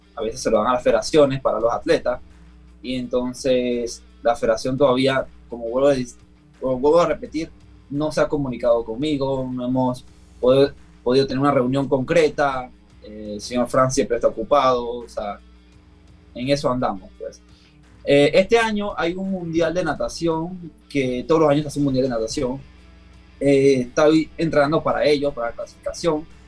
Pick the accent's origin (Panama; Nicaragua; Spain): Panama; yo ser selección nacional, campeón en mi país con los récords de 50 y 100 metros libres